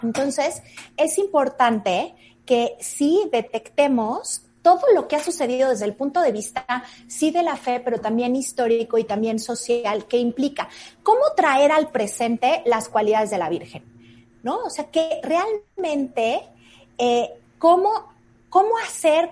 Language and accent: Spanish; Mexico; esa fusión que realmente somos los mexicanos